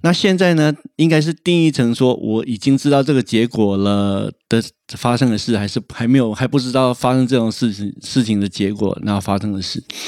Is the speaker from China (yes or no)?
no; Taiwan; 我们台湾人